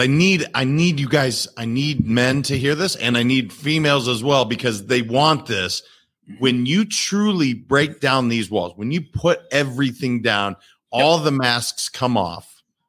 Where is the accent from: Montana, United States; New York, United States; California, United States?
Montana, United States; I was raised in Montana